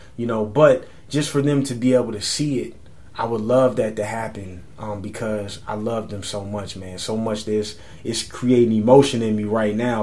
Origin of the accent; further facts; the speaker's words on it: San Antonio, Texas, United States; moved away as an adult; now in New York, United States; my hometown